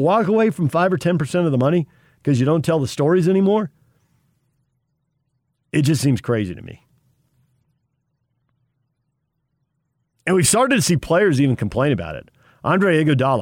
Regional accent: Sun Belt, United States; now in Utah, United States; I grew up in the Sun Belt

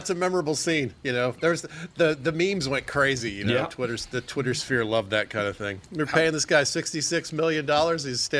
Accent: Georgia, United States; I'm from Georgia. We're playing Alabama. I got an anti-Alabama streak going on.

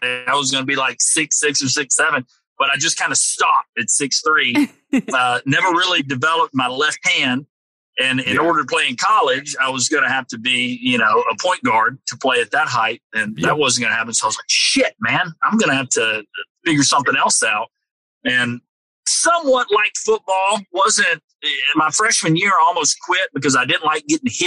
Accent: Nashville, Tennessee, United States; I was born and raised here in Nashville, Tennessee

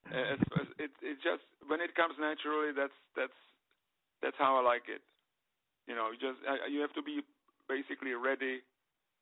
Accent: Prague, Czechia; moved away; I was born there in Prague

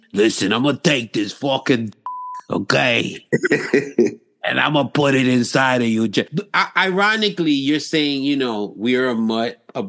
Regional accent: New York City, New York, United States; accent: New York; as being a New Yorker

